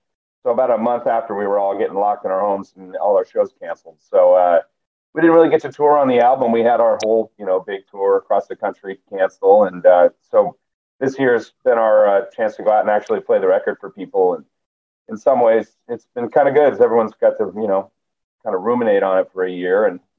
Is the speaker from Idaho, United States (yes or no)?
yes; Boise, Idaho, United States; also born or lived in Salt Lake City; I'm from Boise originally